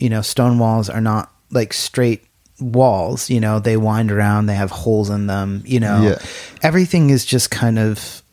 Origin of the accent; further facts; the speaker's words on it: United States; now in Ireland; I, as an American